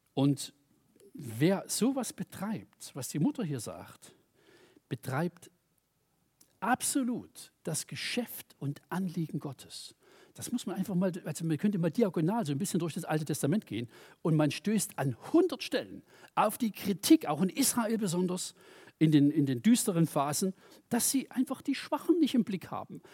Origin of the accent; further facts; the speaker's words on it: Germany; ich komme aus der DDR